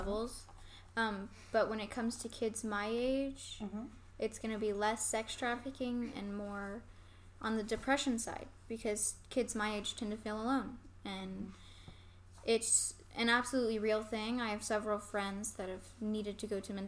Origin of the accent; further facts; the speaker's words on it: Lawton, Oklahoma, United States; I grew up in Lawton